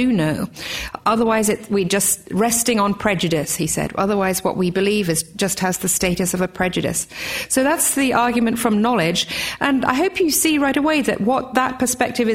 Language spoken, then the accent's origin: English; Australia; also born or lived in England; I'm Australian as well as English.